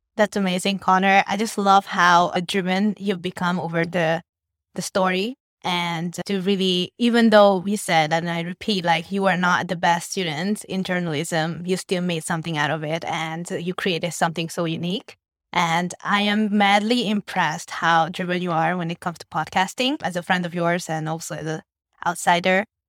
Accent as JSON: {"language": "English", "country": "Hungary", "tie": "born or raised there", "moved": "as an adult", "lives_now": "Vietnam"}